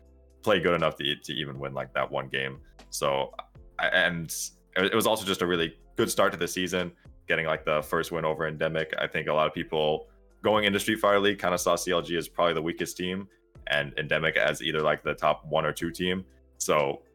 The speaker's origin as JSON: {"language": "English", "town": "Seattle", "region": "Washington", "country": "United States", "said": "I'm from Seattle"}